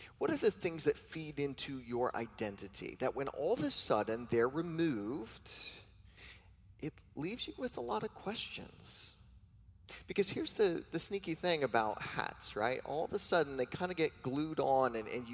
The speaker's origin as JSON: {"language": "English", "region": "New York", "country": "United States", "said": "I am a New Yorker"}